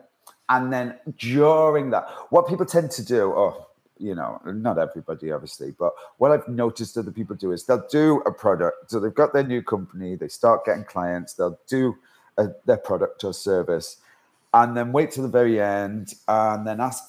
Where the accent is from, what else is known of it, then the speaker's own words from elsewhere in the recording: Manchester, North West England, United Kingdom; also born or lived in Isle of Man; now in London, United Kingdom; my inexperience of living in London, because I'm from Manchester